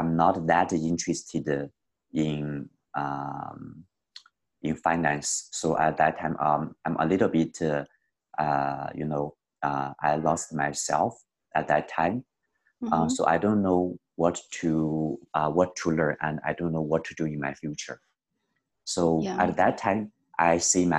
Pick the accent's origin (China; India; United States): China; moved away; also born or lived in Canada; I come from China.